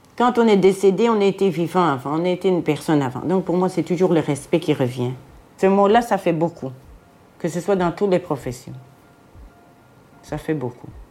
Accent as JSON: {"language": "French", "town": "Jette", "region": "Brussels-Capital Region", "country": "Belgium", "said": "je viens de Jette, de Bruxelles, une ancienne Jettoise."}